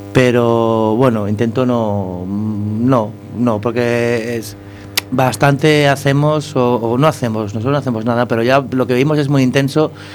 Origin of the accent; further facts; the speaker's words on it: Catalonia, Spain; yo soy catalán